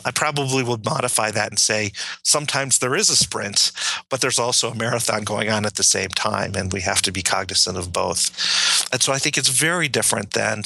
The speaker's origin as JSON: {"language": "English", "town": "Detroit", "region": "Michigan", "country": "United States", "tie": "born or raised there", "said": "I grew up in Detroit"}